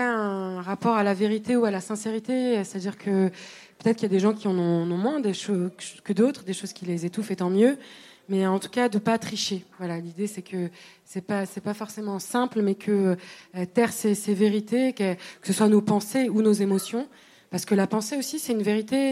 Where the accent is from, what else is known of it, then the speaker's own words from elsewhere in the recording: Tunisia; moved away; de mon enfance en Tunisie